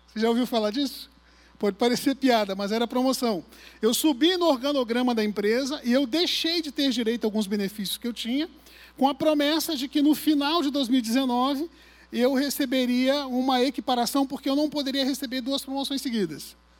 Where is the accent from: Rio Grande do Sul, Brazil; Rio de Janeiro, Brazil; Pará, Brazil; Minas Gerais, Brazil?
Rio de Janeiro, Brazil; Arraial do Cabo; Eu nasci em Cabo Frio, fui criado em Arraial do Cabo